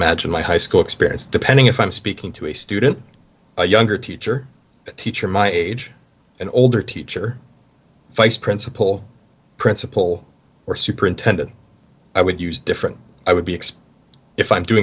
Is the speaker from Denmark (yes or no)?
no; Medicine Hat, Alberta, Canada; moved away as an adult; now in Gwangju, South Korea; I'm from Medicine Hat